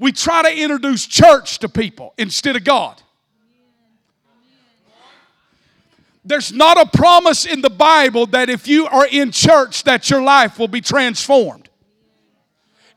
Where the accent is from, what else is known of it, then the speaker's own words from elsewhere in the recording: South Georgia, United States; I grew up in South Georgia.